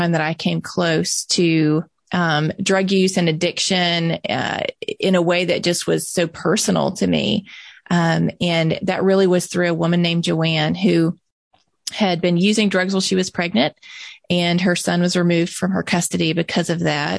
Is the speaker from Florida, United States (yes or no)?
no; Mississippi, United States; I'm born and raised in Mississippi.